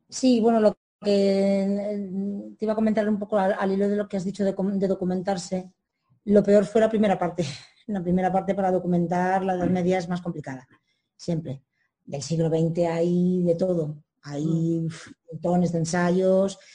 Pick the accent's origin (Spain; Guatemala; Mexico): Spain; Madrid, Community of Madrid; soy madrileña